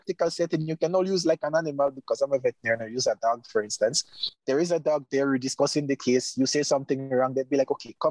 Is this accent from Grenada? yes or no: yes; Grenada; I'm a veterinarian. I'm living in my home country.